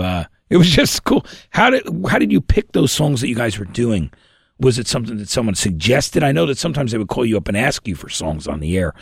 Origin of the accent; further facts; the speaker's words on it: New Jersey, United States; we're both from, we're all from Jersey